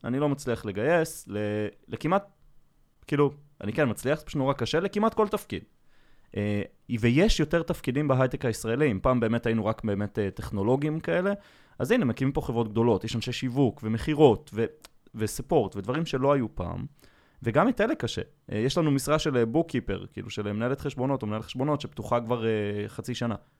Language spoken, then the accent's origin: Hebrew; Safed, Northern District, Israel; moved away; אני במקור מצפת